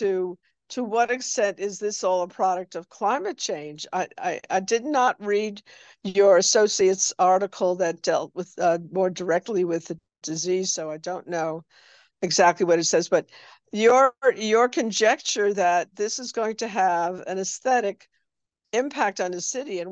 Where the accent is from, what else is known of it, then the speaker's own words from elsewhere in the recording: New York, United States; now in New Orleans, United States; I'm originally from New York